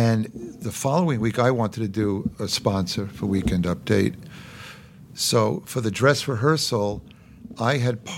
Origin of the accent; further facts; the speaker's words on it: New York City, New York, United States; I was born in Brooklyn